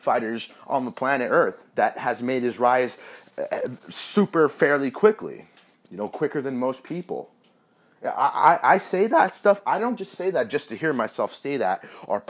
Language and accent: English; Northern California, United States; I'm some guy from California, you know, Northern California, a young 23-year-old guy